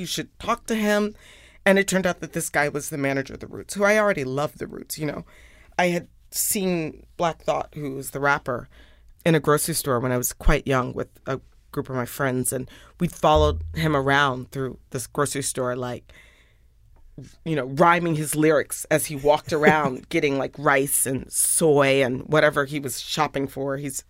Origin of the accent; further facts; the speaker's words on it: Indiana, United States; born there; I was born in Indiana. My mom's a geographer, so we moved around a lot.